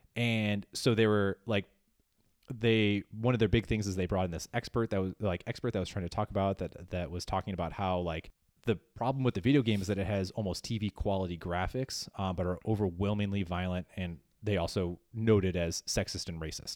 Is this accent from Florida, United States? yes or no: no; Chicago, Illinois, United States; my hometown of Chicago.